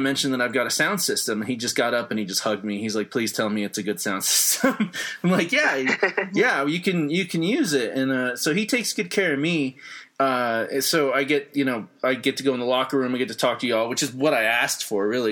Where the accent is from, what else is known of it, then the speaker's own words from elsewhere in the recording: New Mexico, United States; moved away; I'm from New Mexico.